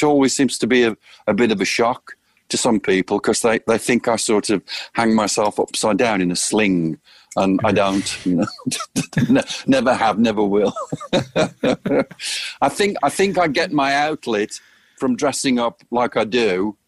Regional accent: United Kingdom; moved away as an adult; now in Phoenix, United States; I'm a British guy. I don't have my American citizenship yet. And I always view myself as a guest in this beautiful country

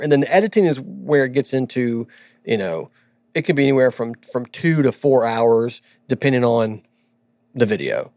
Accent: Southern California, United States; moved away; I was born in Southern California.

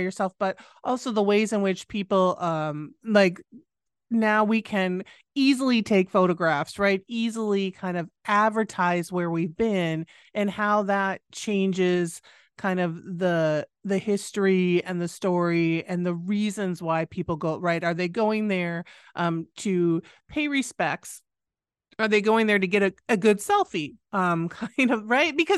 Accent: United States; also born or lived in United Kingdom; as an American

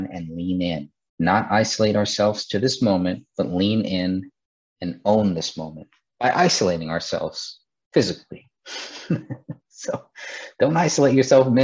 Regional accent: California, United States; my home state in California

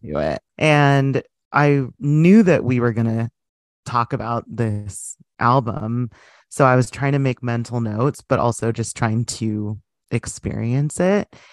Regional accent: United States; as an American

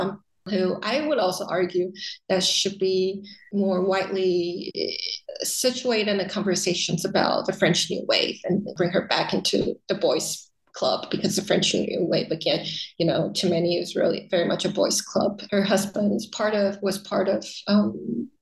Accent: Taiwan; also born or lived in United States; having lived in the US, but then being repatriated back into Taiwan

